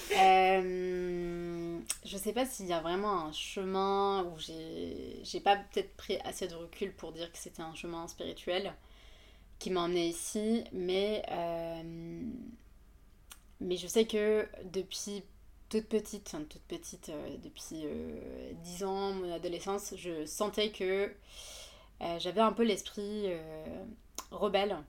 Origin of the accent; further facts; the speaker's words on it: Yemen; French is a second language; moved away as an adult; also born or lived in Le Havre, France; now in Paris, France; je viens du Yémen, donc. donc je suis née, j'ai grandi là-bas et j'ai fait mes, mon bac là-bas